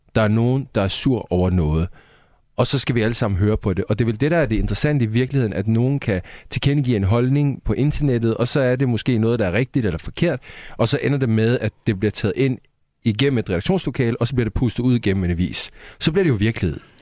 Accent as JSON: {"language": "Danish", "country": "Sweden", "moved": "yes", "lives_now": "Denmark", "said": "Jeg er svensker"}